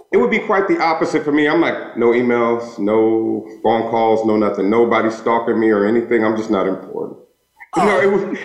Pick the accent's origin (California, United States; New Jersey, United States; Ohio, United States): California, United States; Los Angeles; from Los Angeles, so I've been eating nachos since like kindergarten.